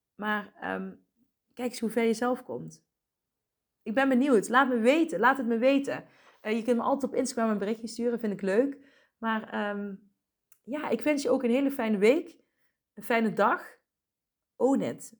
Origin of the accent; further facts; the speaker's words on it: Asten, North Brabant, Netherlands; also born or lived in Helmond / Deurne; ik ben in Asten opgegroeid, een dorp hiernaast